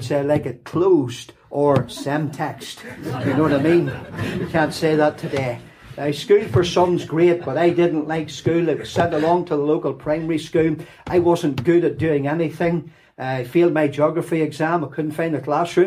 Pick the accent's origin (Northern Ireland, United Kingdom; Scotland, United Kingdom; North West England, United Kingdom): Northern Ireland, United Kingdom; Lurgan; accent: Lurgan; also born or lived in Nottingham, England; this refined Lurgan accent